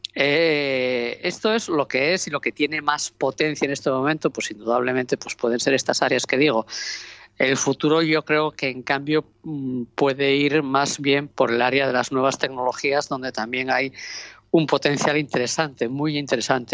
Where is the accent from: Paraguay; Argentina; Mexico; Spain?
Spain; Oviedo, Asturias; now in Gijón, Spain; Yo soy de Oviedo, vivo en Gijón y la verdad es que lo que soy es asturiana